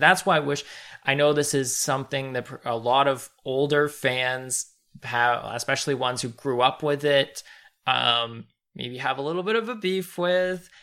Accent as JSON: {"language": "English", "country": "Canada", "said": "as a Canadian"}